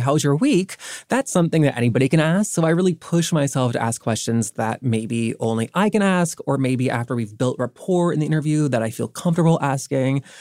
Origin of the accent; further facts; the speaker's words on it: the South, United States; growing up in the South